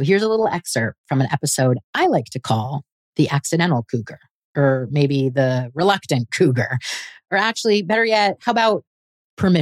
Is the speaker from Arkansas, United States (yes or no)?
no; California, United States; I grew up in California.